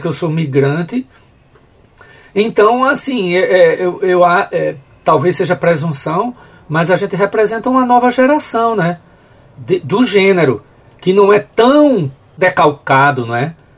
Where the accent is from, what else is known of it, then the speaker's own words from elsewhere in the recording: Carpina, Pernambuco, Brazil; eu não sou de Carpina do centro, eu sou de Carpina Dentro do canavial, um, um distrito chamado Açudinho